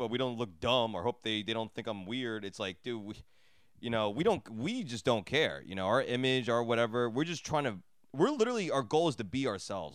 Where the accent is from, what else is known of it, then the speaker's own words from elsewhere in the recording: New Jersey, United States; I grew up in Jersey, like, in the suburbs